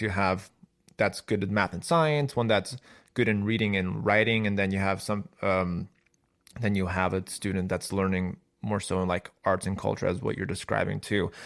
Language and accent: English; Chicago, Illinois, United States; I'm from Chicago